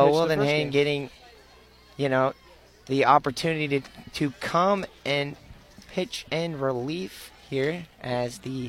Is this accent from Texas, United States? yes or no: yes; Texas, United States; now in Missouri, United States; But I'm from Texas, so I'm used to it.